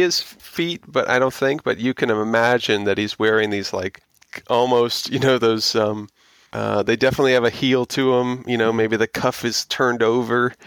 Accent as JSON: {"language": "English", "region": "Florida", "country": "United States", "tie": "born or raised there", "said": "growing up in Florida where I did"}